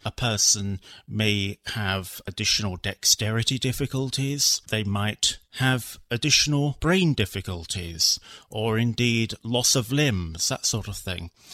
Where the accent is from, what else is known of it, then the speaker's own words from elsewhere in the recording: London, United Kingdom; I was born in London in the UK